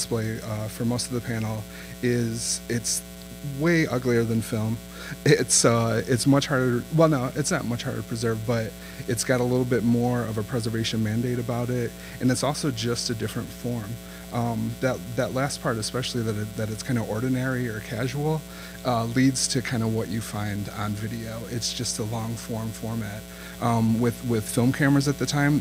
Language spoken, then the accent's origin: English; Midwest, United States; now in Austin, United States; I'm from the Midwest